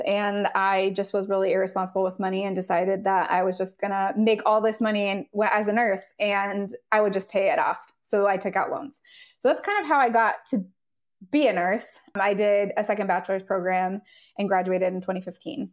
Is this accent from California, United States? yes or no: yes; Southern California, United States; moved away as an adult; now in North Carolina, United States; I am originally from Southern California